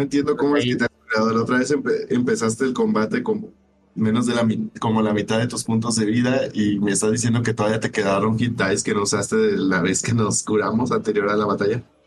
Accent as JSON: {"language": "Spanish", "town": "Ensenada", "region": "Baja California", "country": "Mexico", "moved": "yes", "lives_now": "Monterrey, Mexico", "said": "soy de Ensenada"}